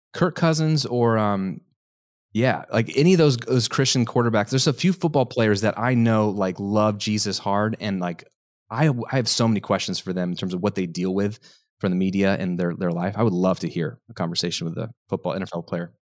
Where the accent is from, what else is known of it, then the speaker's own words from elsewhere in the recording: United States; what I was conditioned as an American to have